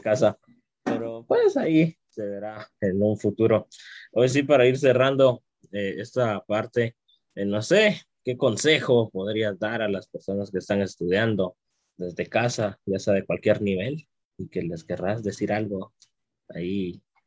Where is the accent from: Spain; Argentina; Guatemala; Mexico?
Guatemala; como guatemaltecos y guatemaltecas